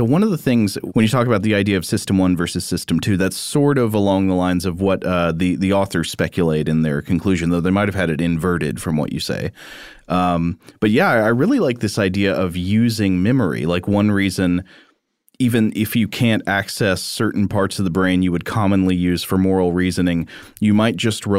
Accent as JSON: {"language": "English", "country": "Canada", "said": "Yes, I'm Canadian."}